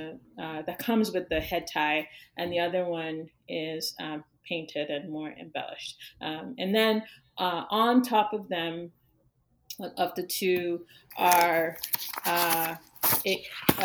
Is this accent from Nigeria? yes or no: yes; Yorubaland, Western Nigeria, Nigeria; now in United States; the sands from Yoruba land, where I'm from in Western Nigeria